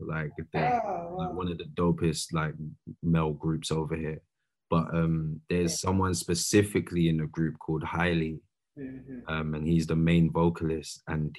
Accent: London, United Kingdom; moved away as an adult; But I grew up mainly East and North London.

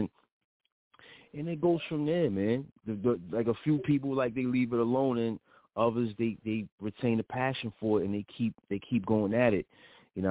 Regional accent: Middletown, New York, United States; born or raised there

